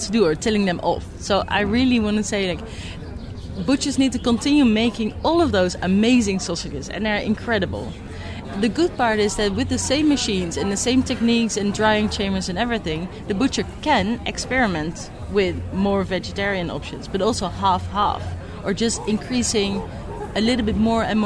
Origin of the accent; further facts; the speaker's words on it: Netherlands; I'm from the Netherlands.